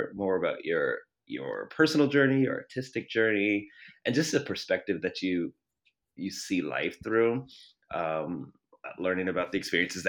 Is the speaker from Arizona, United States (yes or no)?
no; Baltimore, Maryland, United States; moved away as an adult; also born or lived in Canada; now in Sacramento, United States; I'm from the East Coast, the Baltimore area